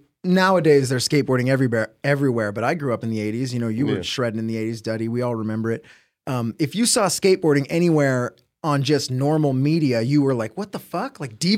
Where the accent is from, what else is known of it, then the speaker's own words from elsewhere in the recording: Huntington Beach, California, United States; We grew up in Huntington Beach. It's, like, one city over.